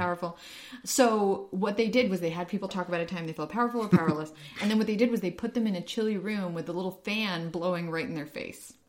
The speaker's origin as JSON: {"language": "English", "country": "Ukraine", "moved": "yes", "said": "I'm from Ukraine"}